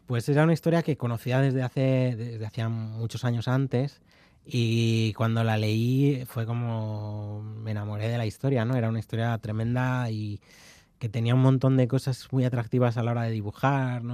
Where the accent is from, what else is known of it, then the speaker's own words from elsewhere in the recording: León, Castile and León, Spain; also born or lived in Carrizo de la Ribera; soy de León y mi pueblo es de Carriz de la Ribera, es el pueblo de mi madre y, y yo he veraneado allí